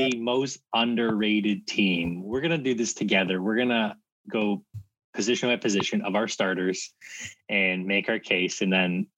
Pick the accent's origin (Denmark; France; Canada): Canada; I'm Canadian